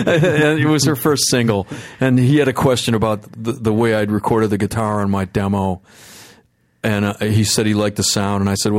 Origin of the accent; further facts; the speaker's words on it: Detroit, Michigan, United States; Yeah, I'm from the Detroit area. Okay. I never actually lived in the city of Detroit, but I was born there in a hospital.